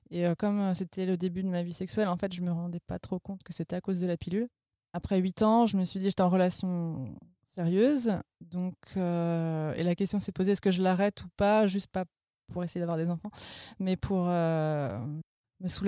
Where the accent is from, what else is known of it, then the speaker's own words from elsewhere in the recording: Vendée, Pays de la Loire, France; moved away as an adult; now in Berlin, Germany; j'ai 30 ans, je viens de Vendée comme la brioche